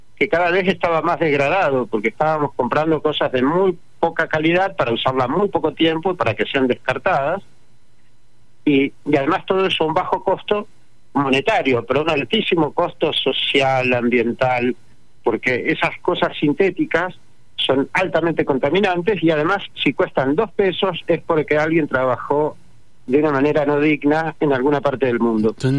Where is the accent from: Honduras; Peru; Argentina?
Argentina; Santa Fe; yo soy santafesino y, siempre vi de, crecí viendo, ¿no? Desde Santa Fe